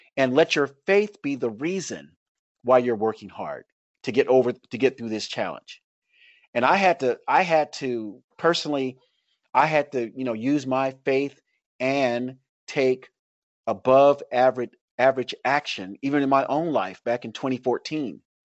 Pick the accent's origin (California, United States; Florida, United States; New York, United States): Florida, United States; Tampa; I grew up in Tampa, Florida, where there's, like, a lot of Cubans